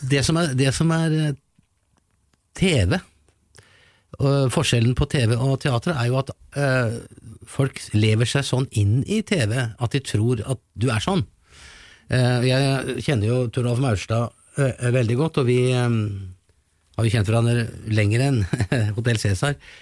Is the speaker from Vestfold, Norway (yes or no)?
yes; Larvik, Vestfold, Norway; liten gutt fra Larvik